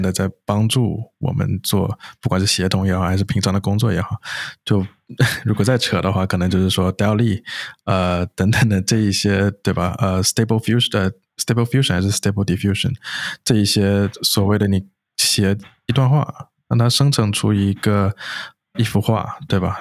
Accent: China; moved away as an adult; also born or lived in United States; 我本身是在国内，就是土生土长长大的嘛

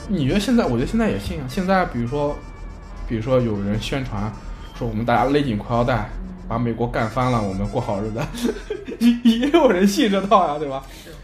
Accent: China; 就是我们中国人说的旱

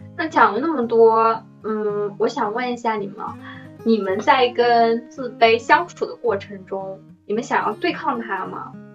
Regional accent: Shanghai, China; 作为一个土生土长的上海人

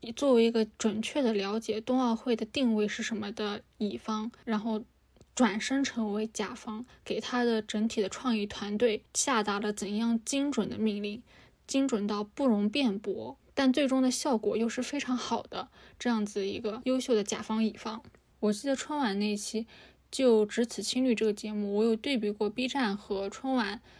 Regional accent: China; 我们中国人忙忙碌碌的一整年

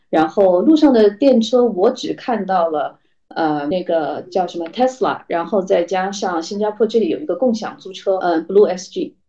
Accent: Chongqing, China; now in Singapore; 我是重庆人，我是，我是一个吃，典型的四川胃

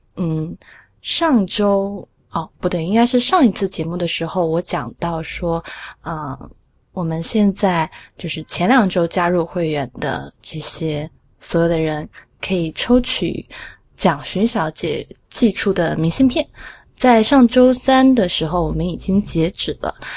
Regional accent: Sichuan, China; 我们四川话叫复合酱油

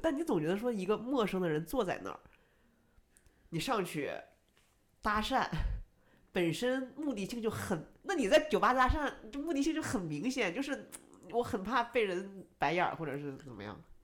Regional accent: Northeast China, China; moved away; 我是东北人，我在离开东北之前

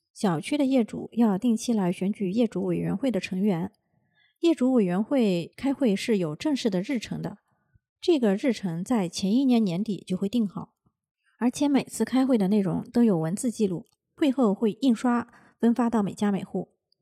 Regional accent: China; now in Japan; 我们中国人要是有了闲钱，会有这个置业的习惯

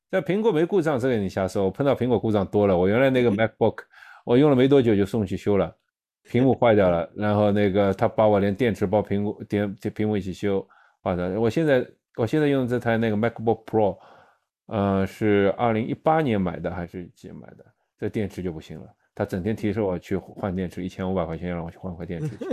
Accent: China; 有些时候是因为我们中国人去不了

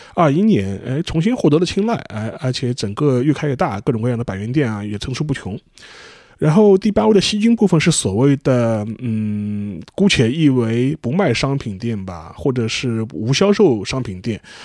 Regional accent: China; 我们中国人

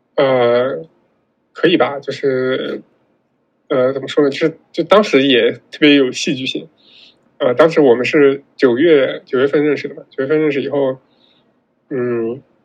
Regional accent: Northwest China, China; also born or lived in Xinjiang / Gansu; 因为我是西北人嘛，然后西北这边

